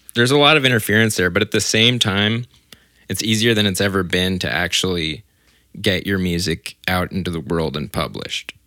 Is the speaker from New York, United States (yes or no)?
no; Orange County, California, United States; I grew up in Orange County